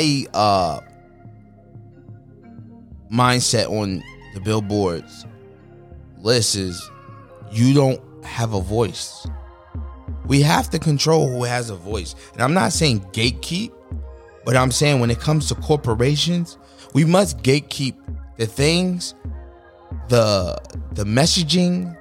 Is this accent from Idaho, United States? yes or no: no; New York City, New York, United States; When I was growing up in New York City